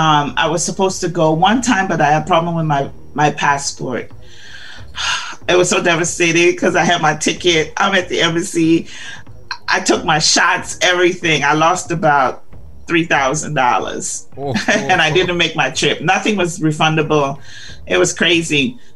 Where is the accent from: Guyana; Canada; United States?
Guyana; So when I tell people I'm from Guyana, they're like, Ghana? I'm like, no, Guyana.